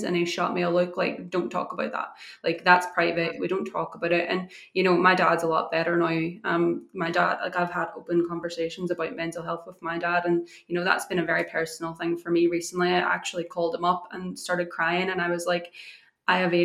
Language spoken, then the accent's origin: English; Ireland; I grew up in Ireland, and in Ireland, you don't talk about your mental health